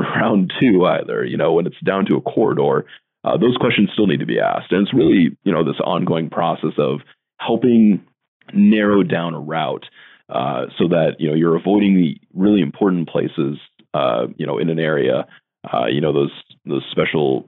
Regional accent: Norfolk, Nebraska, United States; also born or lived in Lyons, Nebraska; my hometown in Norfolk, Nebraska

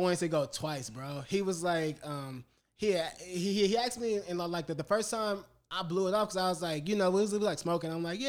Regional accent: Los Angeles, California, United States; moved away as an adult; I'm from South Central Los Angeles

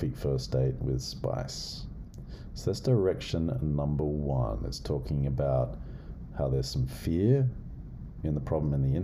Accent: Australia; moved away; I know I'm a white dude, but as an Aussie

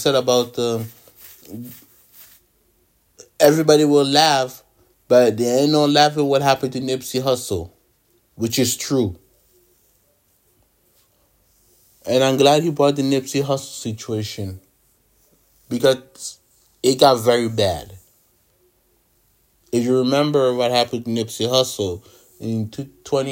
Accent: Ottawa, Ontario, Canada; Growing up in Ottawa, we don't have a basketball team.

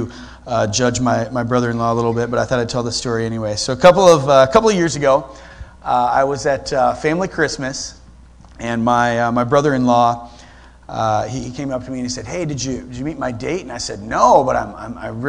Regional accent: Sterling, Ohio, United States; moved away as an adult; also born or lived in Rittman, Ohio; now in Columbus, United States; I'm actually from Sterling, Ohio

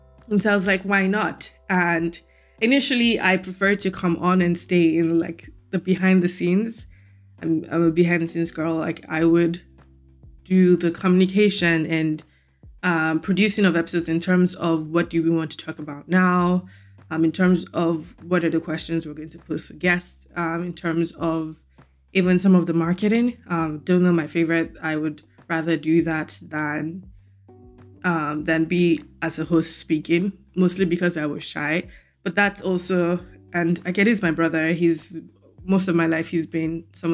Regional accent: Lagos, Nigeria; now in United States; back home being Lagos, Nigeria

